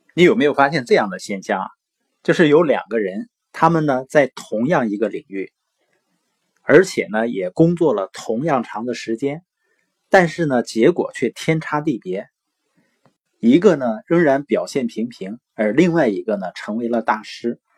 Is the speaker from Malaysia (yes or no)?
no; Northeast China, China; accent: Northeastern (Dongbei); 我是东北的口音嘛，往往有的时候评卷舌是不分的